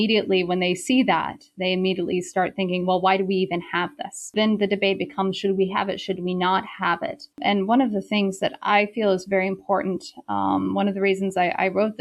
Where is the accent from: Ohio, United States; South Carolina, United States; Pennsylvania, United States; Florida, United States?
South Carolina, United States; moved away as an adult; also born or lived in Beijing, China; I'm originally from South Carolina, and I did my undergraduate in South Carolina at Wofford College.